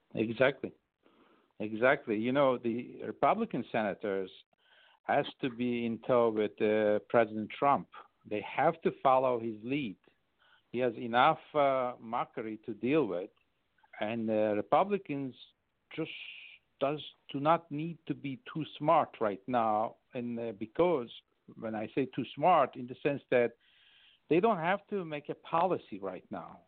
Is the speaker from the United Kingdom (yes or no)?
no; Turkey; first language Turkish; English is a second language; now in United States; English is my third language. French is my second I went to boarding school, and Turkish is my first